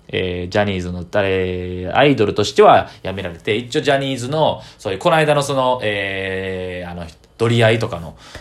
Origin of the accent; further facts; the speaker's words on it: Kyoto, Japan; 中学の地元の京都の、えー、友達